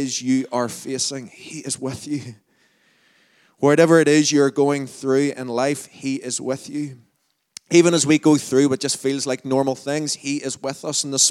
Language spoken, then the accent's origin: English; Lurgan, Northern Ireland, United Kingdom; accent: Lurgan; my Largan accent